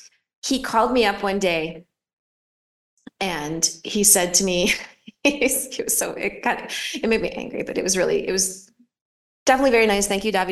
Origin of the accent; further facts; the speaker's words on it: Philadelphia, Pennsylvania, United States; moved away as an adult; also born or lived in Los Angeles; now in Rome, Italy; I grew up in Philadelphia, which could be like, that makes me like a little bit aggressive.